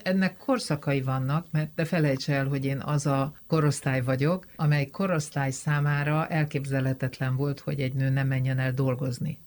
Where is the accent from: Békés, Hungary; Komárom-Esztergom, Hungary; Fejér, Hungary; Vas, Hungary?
Fejér, Hungary; Mór; moved away as an adult; also born or lived in London; ahol én fölnőttem, az egy multikulturális falu volt